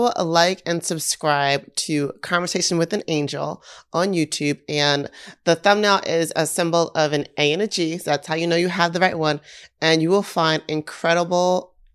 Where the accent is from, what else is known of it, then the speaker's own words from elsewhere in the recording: New York, United States; I love New York. I'm from New York